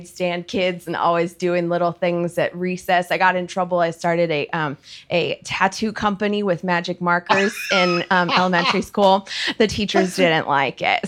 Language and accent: English; Cleveland, Ohio, United States; moved away as an adult; also born or lived in Miami, Florida; now in Atlanta, United States; Born and raised in Cleveland, Ohio.